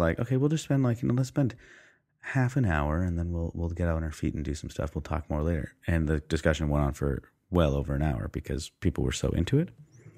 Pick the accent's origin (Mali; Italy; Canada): Canada; Yes, that's true. Yeah, we are Canadian, so that changes things.